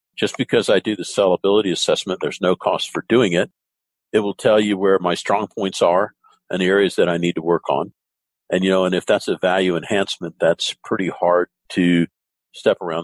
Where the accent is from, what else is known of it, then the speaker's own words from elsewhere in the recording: the South, United States; I grew up in the South